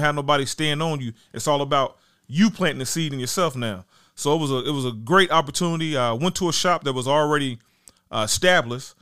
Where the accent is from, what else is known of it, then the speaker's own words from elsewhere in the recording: Dayton, Ohio, United States; also born or lived in Huber Heights, Ohio; I'm from Dayton, Ohio, technically, but I went to school in Huber Heights at Wayne High School